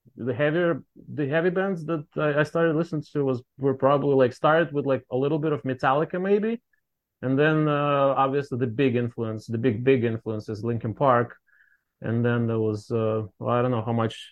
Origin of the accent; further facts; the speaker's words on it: Russia; moved away as an adult; now in Boston, United States; we're from Russia originally